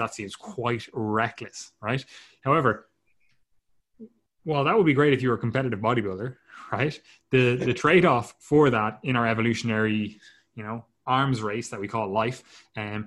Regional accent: Ireland; we're Irish.

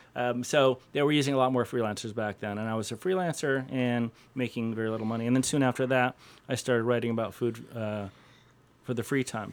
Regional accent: Cleveland, Ohio, United States; I grew up in Cleveland, grew up on the east side of Cleveland, went away to college

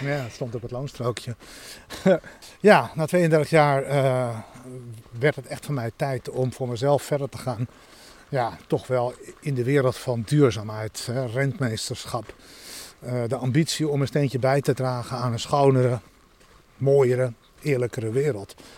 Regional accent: Santpoort, North Holland, Netherlands; In het dorpje achter de duinen, Sampoort

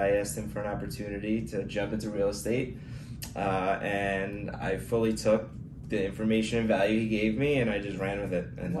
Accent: Long Island, New York, United States; moved away as an adult; now in Henderson, United States; I'm from Long Island, New York.

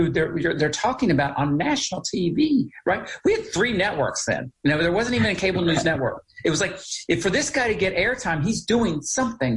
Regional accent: United States; also born or lived in Charleston, West Virginia; growing up on the Virginia, West Virginia border

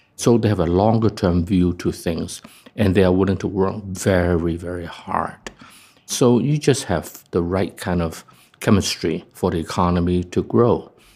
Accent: Hong Kong; from Hong Kong

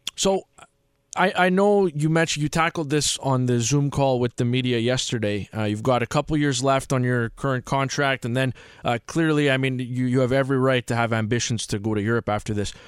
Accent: New Jersey, United States; I grew up in Jersey

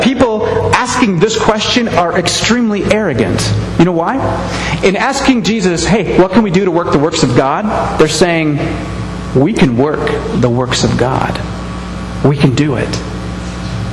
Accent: United States; I'm an American.

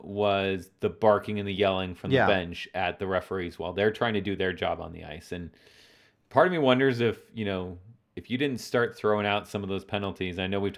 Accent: Colorado, United States; I just want to point out that we're both transplants from Colorado, and I've lived here just as long as he has.

